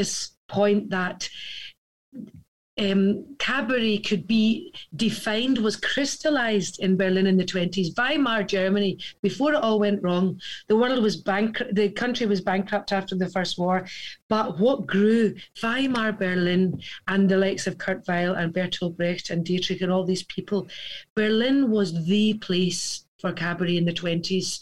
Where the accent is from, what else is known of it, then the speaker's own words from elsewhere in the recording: Scotland, United Kingdom; I am a Scottish girl through and through